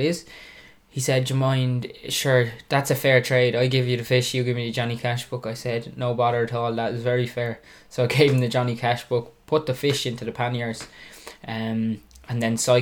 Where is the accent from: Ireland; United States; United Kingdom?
Ireland; Dunmore East, Munster; I'm from Dunmore East